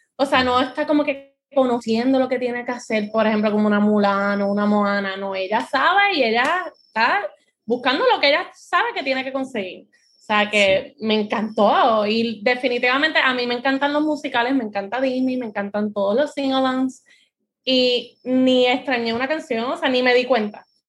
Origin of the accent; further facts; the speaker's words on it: Puerto Rico; aquí los puertorriqueños